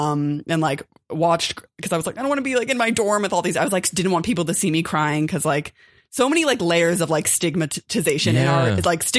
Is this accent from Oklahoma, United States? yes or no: no; Los Angeles, California, United States; also born or lived in New Orleans; So I grew up in Los Angeles. I grew up in Koreatown. And I got a scholarship to attend Tulane University in New Orleans. And I had never spent time in the South.